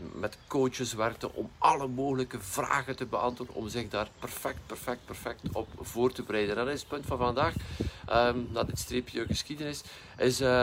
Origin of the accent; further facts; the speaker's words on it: West Flanders, Belgium; bij ons in West-Vlaanderen